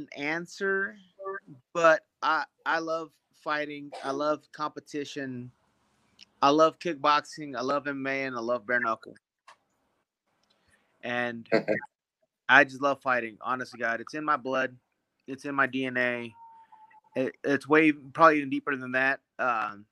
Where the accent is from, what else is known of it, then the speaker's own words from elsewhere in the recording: Kansas City, Missouri, United States; moved away as an adult; also born or lived in Veracruz, Mexico / Laramie, Wyoming; now in Parker, United States; I am from Puerto de Veracruz, Mexico. I moved here I moved to the United States when I was 3 years old. I lived in Kansas City for the biggest chunk of my years